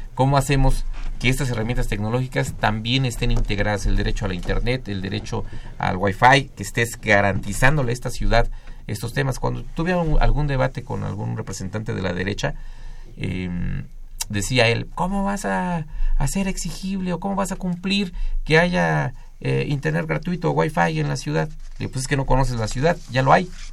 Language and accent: Spanish; Mexico